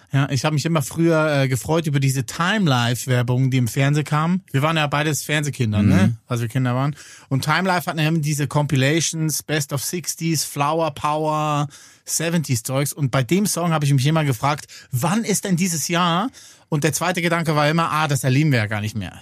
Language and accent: German; Switzerland; bei uns in der Schweiz